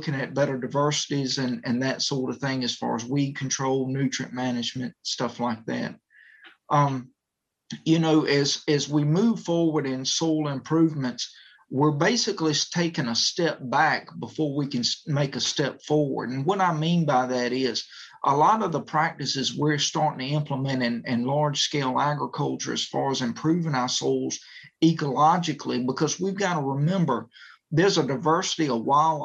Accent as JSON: {"language": "English", "region": "Northeastern North Carolina", "country": "United States", "said": "I'm from Northeastern North Carolina"}